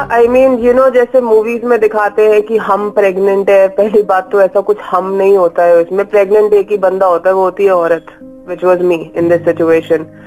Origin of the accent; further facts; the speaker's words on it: Delhi, India; also born or lived in New York; I was born and broad up in daily